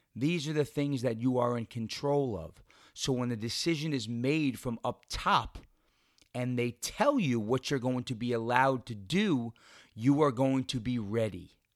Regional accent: New York, United States; in New York, in, uh, in my home state

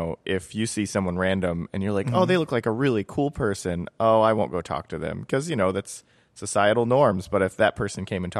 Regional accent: North Carolina, United States; I'm from the Southern United States, mm-hmm. North Carolina.

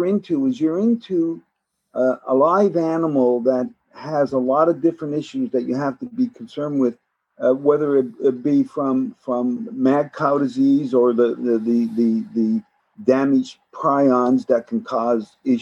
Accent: Newfoundland and Labrador, Canada; So I grew up in Newfoundland. Salt fish was a big thing.

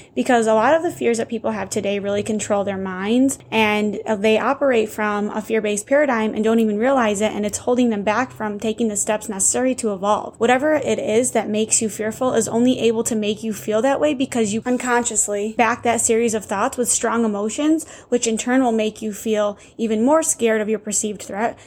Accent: Chautauqua County, New York, United States; my hometown of Chautauqua County

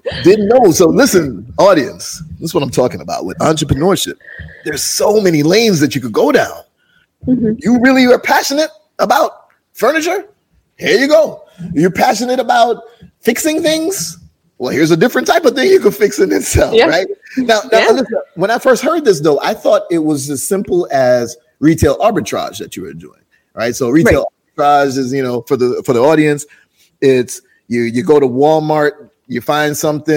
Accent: Jamaica; I'm from Jamaica

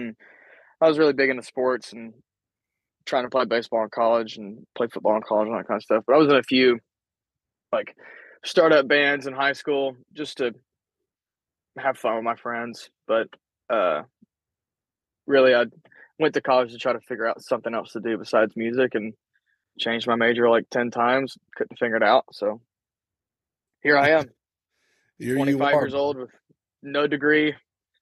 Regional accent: Northeast Alabama, United States; moved away as an adult; now in Nashville, United States; I'm originally from like Northeast Alabama

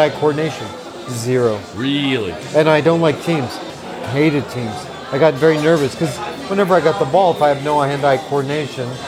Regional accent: Colorado, United States; I grew up in Colorado.

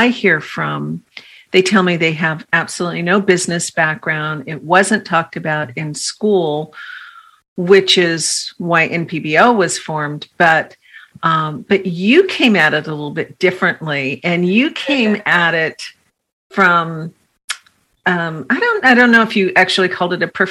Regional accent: San Francisco, California, United States; I grew up in San Francisco.

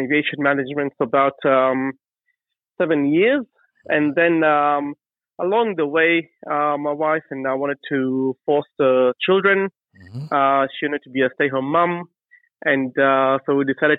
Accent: Nairobi, Kenya; moved away as an adult; now in Adelaide, Australia; I was originally born and raised in Kenya, Nairobi, Kenya

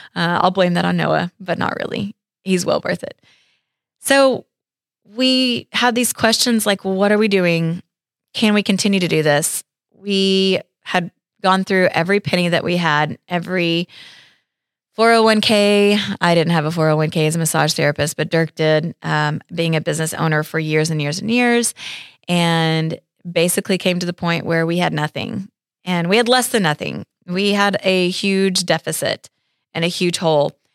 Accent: Stillwater, Oklahoma, United States; moved away as an adult; now in Tulsa, United States; born and raised in Stillwater, Oklahoma, really rural area outside of Stillwater, uh, out in the country

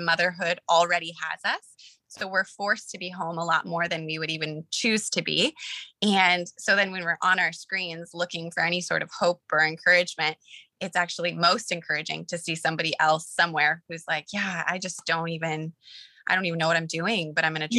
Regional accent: Colorado, United States; moved away as an adult; also born or lived in Los Angeles; I'm from Colorado. We met in LA. We both moved there after high school

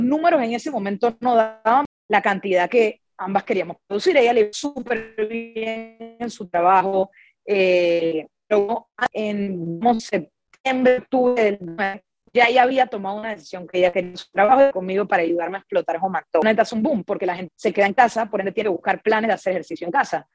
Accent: Panama; a mí que soy de Panamá

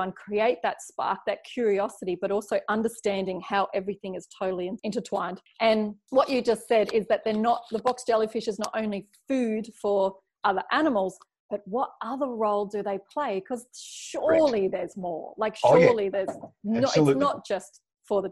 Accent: Brisbane, Queensland, Australia; now in Cairns, Australia; I grew up down in Brisbane.

